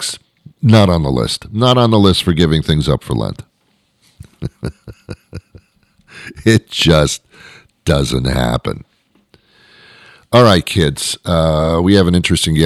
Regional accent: New York, United States; I'm from New York

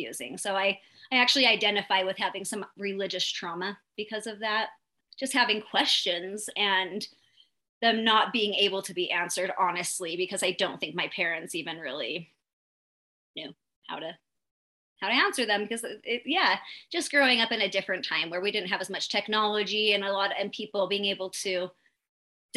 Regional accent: Utah, United States; I am from Utah, born and raised. Probably going to die here.

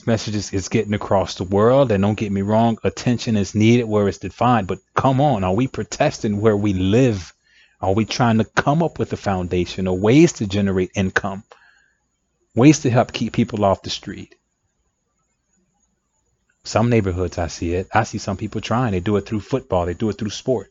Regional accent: United States; I'm African American myself

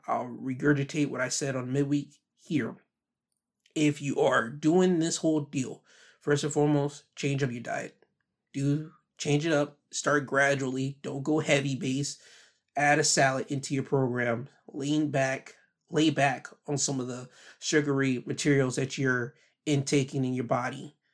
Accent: the Carolinas, United States; the Carolinas, my home state

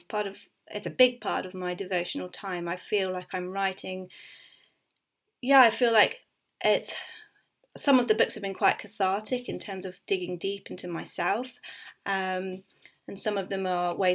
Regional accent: Suffolk, East of England, United Kingdom; moved away as an adult; also born or lived in Leeds; I grew up in Suffolk

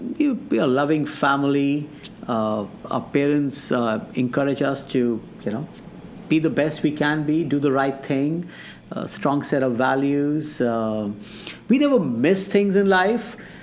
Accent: foothills of the Himalayas, Uttar Pradesh, India; moved away as an adult; now in West Michigan, United States; I've been born and brought up in India, foothill of the Himalayas.

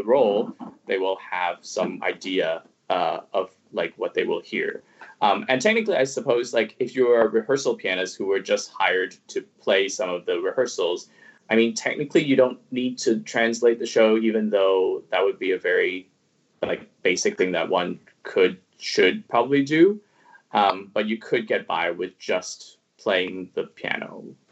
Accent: Toronto, Ontario, Canada; first language Cantonese; English is a second language; also born or lived in Hong Kong; I studied French until I was in grade 11 because I'm from Toronto.

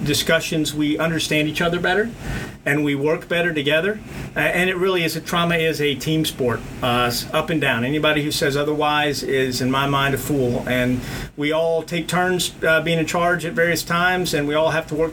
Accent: South Texas, United States; I grew up in South Texas, so redneck country, old 1930s country, all of it

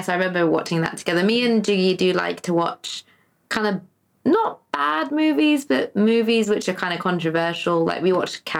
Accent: England, United Kingdom; everyone in England, we grew up on Roald Dahl at school

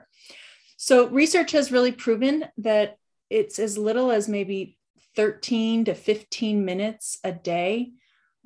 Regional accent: Western Pennsylvania, United States; also born or lived in Central Ohio; now in Ohio, United States; grew up naturally in Western Pennsylvania with six siblings

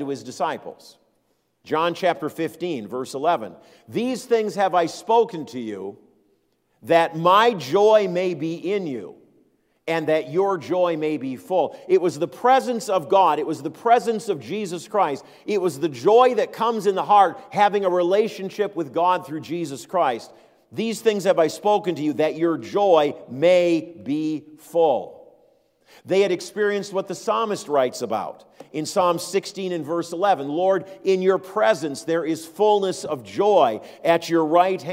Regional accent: Minneapolis, Minnesota, United States; I grew up in Minneapolis

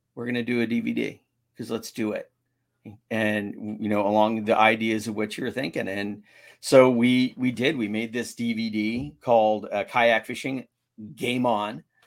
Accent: San Diego, California, United States; I'm from San Diego.

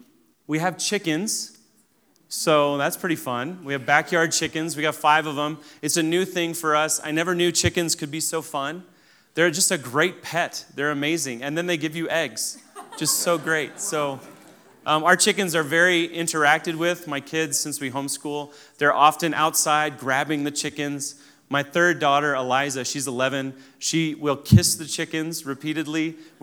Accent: Kenya; So I grew up in Africa. We actually took our whole family to Kenya over Christmas, so just about a year ago. And it's a great experience to show them where I grew up.

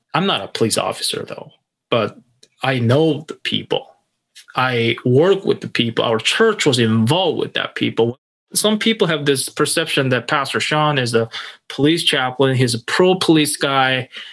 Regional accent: South Korea; now in Minneapolis, United States; I'm originally from South Korea

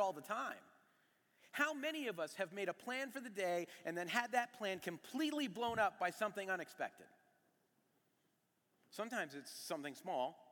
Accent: New England, United States; moved away as an adult; also born or lived in New York, United States; I was from New England

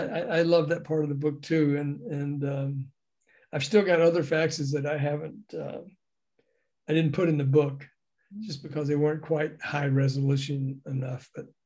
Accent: Memphis, Tennessee, United States; moved away; I saw him on that tour in Memphis, my hometown

